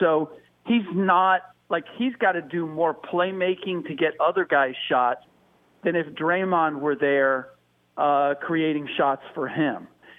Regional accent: Cincinnati, Ohio, United States; But I'm also from the Natty, so my Bengals.

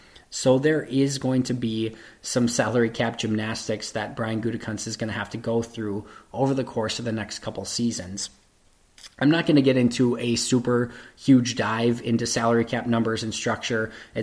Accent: Green Bay, Wisconsin, United States; I'm from Green Bay.

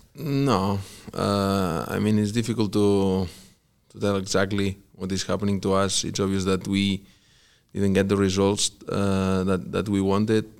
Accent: Barcelona, Catalonia, Spain; born or raised there; English is a second language; moved away as an adult; also born or lived in Vigo / Mallorca; now in Kansas City, United States

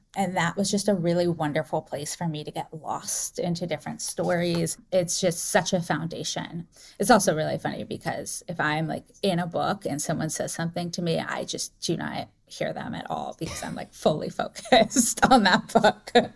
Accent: North Carolina, United States; now in San Francisco, United States; I grew up in North Carolina

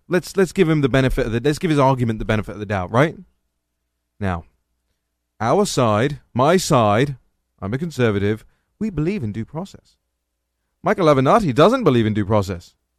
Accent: England, United Kingdom; now in Washington, D.C., United States; I'm English.

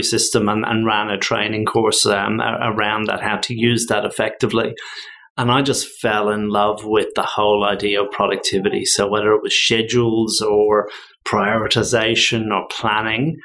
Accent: Dublin, Leinster, Ireland; moved away as an adult; now in Australia; I'm originally from Dublin, Ireland. I came out to Australia 25 years ago, so I've just crossed that line where I've been 25 years in Ireland and 25 years in Australia

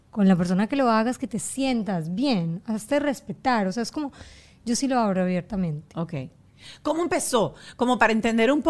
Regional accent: Germany; born there; Bueno, pero ya cuando yo llegué a donde salte yo, nací en Alemania.

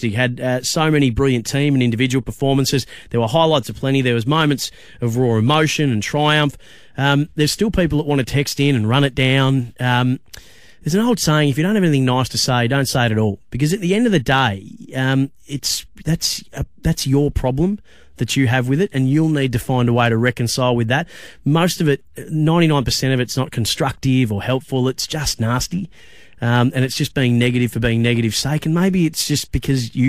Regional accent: Bendigo, Victoria, Australia; in Bendigo, my hometown

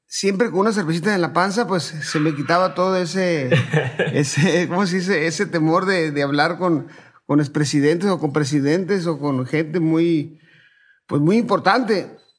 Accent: Culiacán, Sinaloa, Mexico; also born or lived in Ciudad Obregón, Sonora; soy de Sinaloa, bueno, nací en Ciudad Obregón, Sonora, pero radicado toda mi vida en, en Culiacán, Sinaloa.

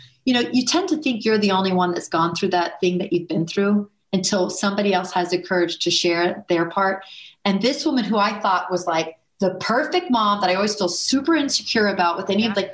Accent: Houston, Texas, United States; I grew up in Houston, Texas

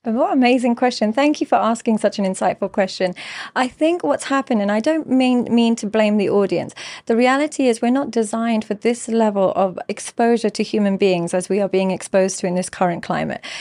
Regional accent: London, United Kingdom; I grew up in London. I grew up in an entirely English school.

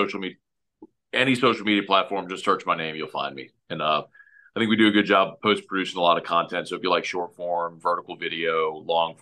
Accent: Baton Rouge, Louisiana, United States; I'm a guy growing up in Baton Rouge

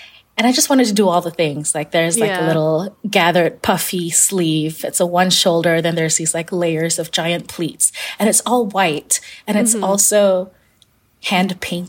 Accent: Kuala Lumpur, Federal Territory of Kuala Lumpur, Malaysia; born or raised there

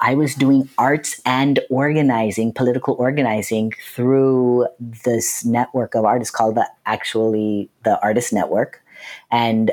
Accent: Lancaster, California, United States; I grew up in Lancaster, California

